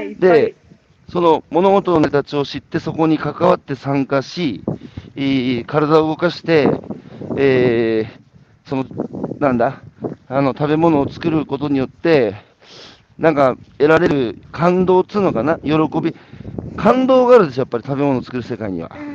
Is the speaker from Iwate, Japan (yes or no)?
yes; Hanamaki, Iwate, Japan; 岩手県の花巻ですけど東北でさ生まれ育って